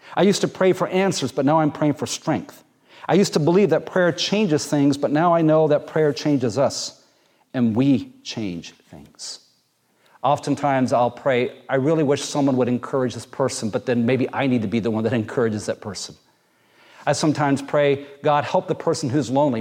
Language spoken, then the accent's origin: English; Jamaica; moved away; also born or lived in Muncie, Indiana; growing up in Jamaica, part of our swimming lessons were you wander down to the ocean